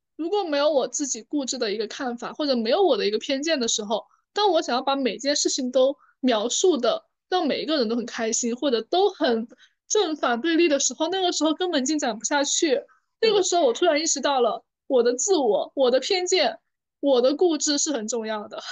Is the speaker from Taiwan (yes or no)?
no; China; 我们中国人在集体主义文化背景下